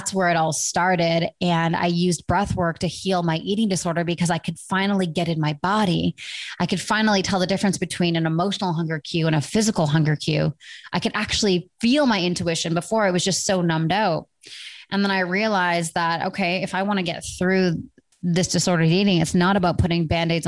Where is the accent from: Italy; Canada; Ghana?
Canada; Vancouver, British Columbia; Vancouver, my hometown